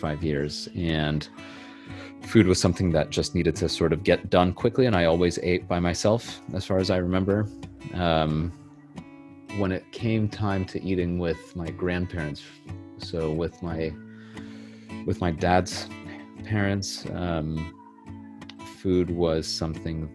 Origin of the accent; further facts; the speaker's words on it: Los Angeles, Bay Area, California, United States; also born or lived in Santa Barbara, California; I was born in Los Angeles, California in January 1990. And I lived in LA until I was about 10 years old. And then when we were 10, my mom and I moved up to the Bay Area